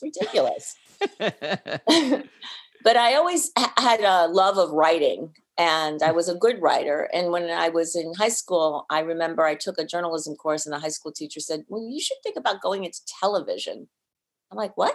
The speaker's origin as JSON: {"language": "English", "town": "Skokie", "region": "Illinois", "country": "United States", "tie": "born or raised there", "also_born_or_lived": "Boston / Cleveland / Philadelphia / Tulsa", "moved": "as an adult", "lives_now": "San Diego, United States", "said": "I grew up in Skokie, Illinois."}